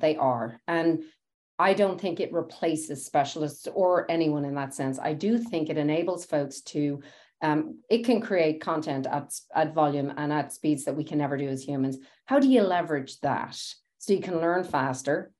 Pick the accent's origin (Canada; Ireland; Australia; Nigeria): Ireland; Dublin, Leinster; moved away as an adult; now in United States; I grew up in Dublin